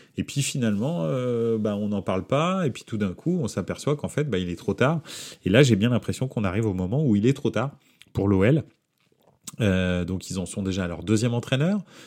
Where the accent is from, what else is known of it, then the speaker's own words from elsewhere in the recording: France; je suis français